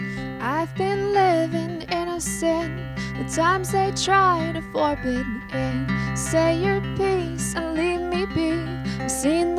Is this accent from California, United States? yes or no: yes; Los Angeles, California, United States; It's actually the street I grew up on